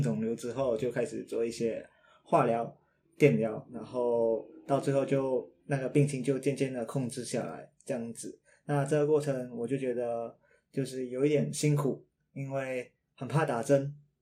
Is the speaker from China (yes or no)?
no; Malaysia; now in Taiwan; 回到马来西亚，回到我的故乡去